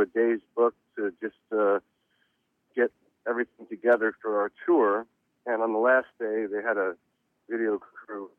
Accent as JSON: {"language": "English", "town": "Reading", "region": "Pennsylvania", "country": "United States", "tie": "born or raised there", "said": "I was born in Reading, Pennsylvania"}